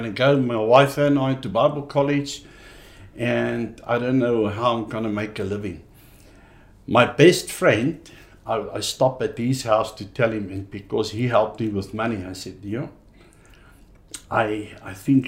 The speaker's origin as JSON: {"language": "English", "town": "Pretoria", "region": "Gauteng", "country": "South Africa", "tie": "born or raised there", "also_born_or_lived": "Free State", "said": "I grew up in the Northland in Pretoria"}